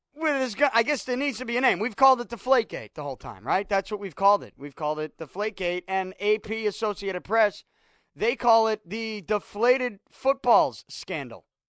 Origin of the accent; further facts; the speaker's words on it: Boston, Massachusetts, United States; when I was a kid growing up in Southie